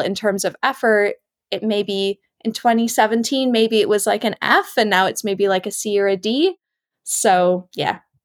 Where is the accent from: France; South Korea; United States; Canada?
Canada; now in Perth, United Kingdom; I'm originally from Canada